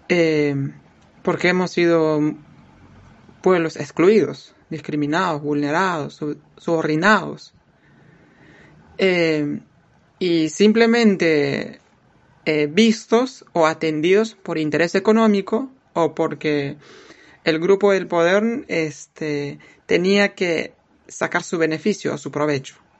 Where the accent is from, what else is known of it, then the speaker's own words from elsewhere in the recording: Awajún people, Amazonas, Peru; Nosotros, la nueva generación de los Abajún